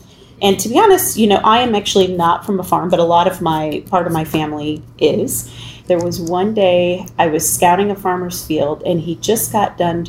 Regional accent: Midwest, northern Illinois to southern Illinois, United States; also born or lived in St. Louis area; I have lived, honestly, really in the Midwest primarily, from northern Illinois to the St. Louis area, southern Illinois

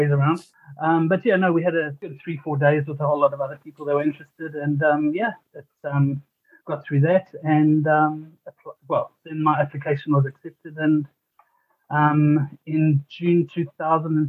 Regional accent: Cape Town, Western Cape, South Africa; moved away as an adult; also born or lived in Johannesburg, South Africa; now in New Zealand; I was born in Cape Town. Then when I was about 11, we moved up to Johannesburg.

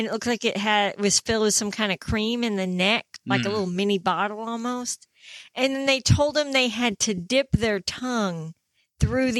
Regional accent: Lincoln, East Midlands, United Kingdom; moved away; my hometown of Lincoln

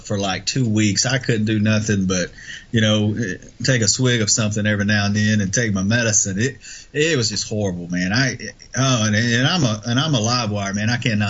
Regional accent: Muscle Shoals, Alabama, United States; my hometown in Muscle Shoals

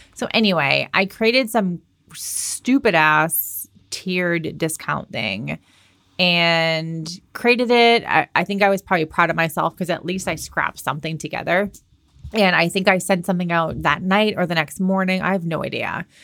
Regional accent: Boston, Massachusetts, United States; moved away as an adult; also born or lived in Southern California; I'm from Boston

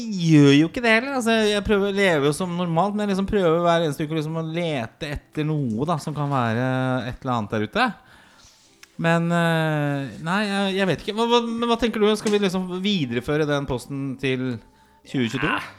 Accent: Oslo, Norway; jeg vokste opp på Torshov

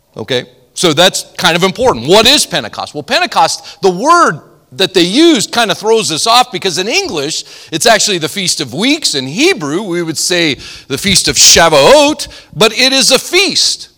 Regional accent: Montana, United States; I'm from Montana.

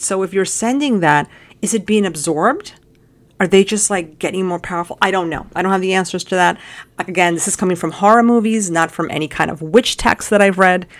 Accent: United States; we're American

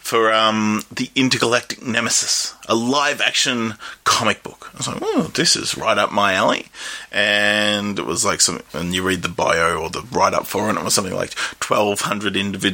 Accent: Australia

